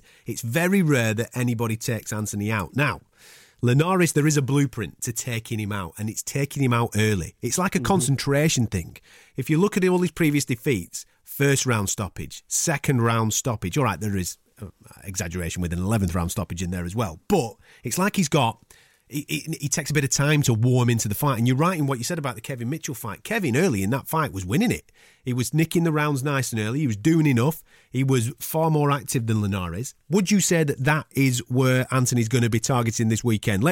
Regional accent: Blackburn, North West England, United Kingdom; accent: Blackburn; my Blackburn accent

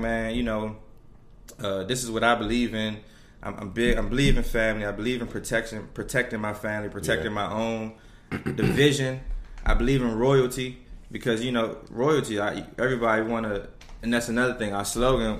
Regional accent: Washington, District of Columbia, United States; I'm from Washington, D.C., Riggs Park. I went to McKinley Tech

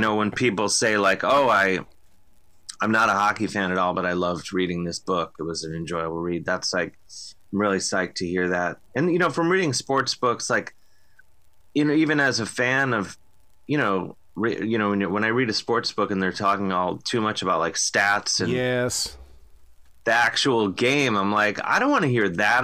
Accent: Cleveland, Ohio, United States; now in New York, United States; growing up in Cleveland

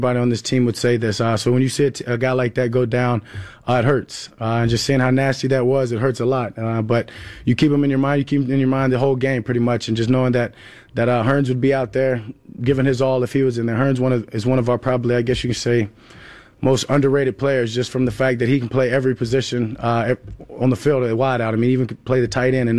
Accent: Louisiana, United States; now in Dallas, United States; my home state

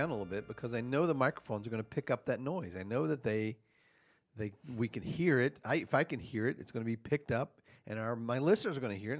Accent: the South, United States; I'm from the South, so we call it Coca-Cola.

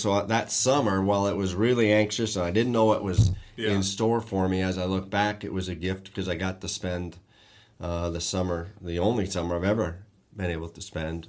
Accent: Sturbridge, Massachusetts, United States; I grew up in Massachusetts, Sturbridge, Massachusetts, to be specific, which was a great place to grow up.

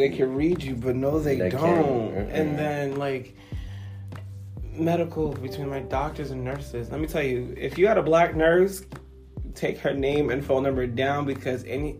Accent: East Coast, United States; No, I am a black guy from the East Coast. I never say Boston or New York because I grew up in the East. So I'm a black guy on the East Coast who happens to love his heritage, whose dad's Dominican, mom's Haitian.

